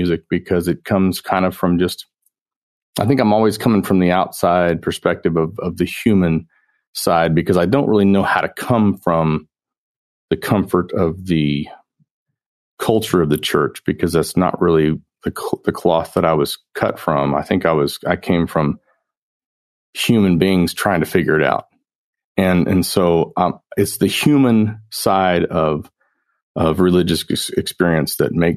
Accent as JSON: {"language": "English", "town": "Norman", "region": "Oklahoma", "country": "United States", "tie": "born or raised there", "also_born_or_lived": "Tennessee", "moved": "yes", "said": "I grew up in Oklahoma"}